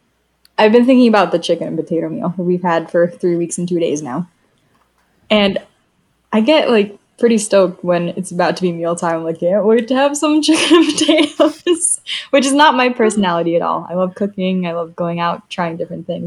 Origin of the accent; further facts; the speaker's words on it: Florida, United States; moved away; it's my home state